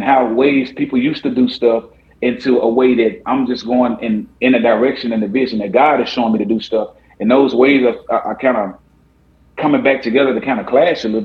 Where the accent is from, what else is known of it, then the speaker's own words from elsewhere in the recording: Jackson, Tennessee, United States; moved away; my hometown, Jackson, Tennessee